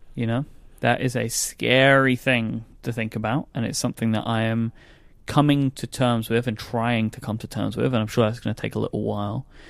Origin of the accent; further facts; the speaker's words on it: London, United Kingdom; I'm a Londoner